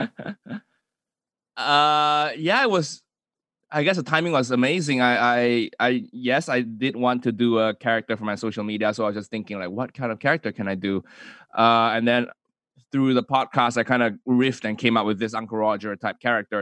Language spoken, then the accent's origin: English; Kuala Lumpur, Malaysia; moved away as an adult; also born or lived in United States / United Kingdom; Zhong, Zhonghua, you know, independent Chinese school in Malaysia, in K L